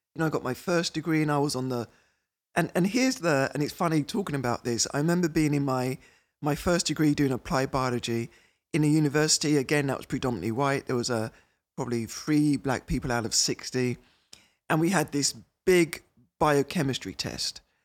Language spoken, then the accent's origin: English; United Kingdom; moved away as an adult; now in Minnesota, United States; I'm British